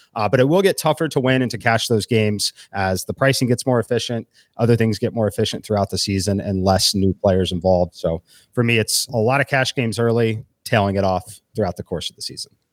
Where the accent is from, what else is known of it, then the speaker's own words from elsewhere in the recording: Kansas City, Missouri, United States; moved away; I'm originally from Kansas City